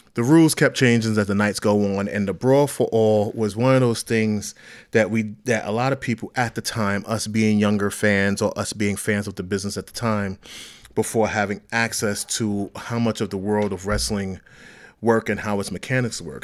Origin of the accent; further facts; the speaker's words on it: New York City, New York, United States; I'm from Brownsville, Brooklyn, New York